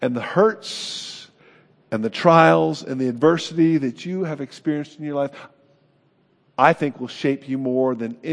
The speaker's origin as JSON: {"language": "English", "region": "California", "country": "United States", "said": "I'm from California. That shapes me."}